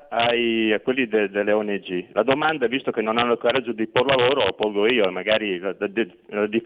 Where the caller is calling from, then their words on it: Veneto, Italy; Ciao, senti … da Veneto, sarò, eh, Veneto, sarò breve.